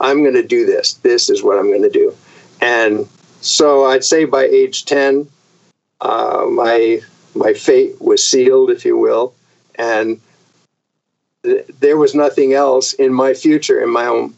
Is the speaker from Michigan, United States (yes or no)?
no; Vermont, United States; also born or lived in Connecticut; I was born in Connecticut. We moved to Vermont when I was 4 years old.